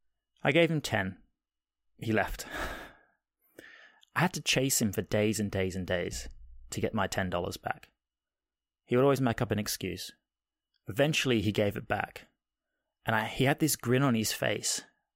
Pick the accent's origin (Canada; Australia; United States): Australia; which is probably slightly a byproduct of growing up in Australia anyway.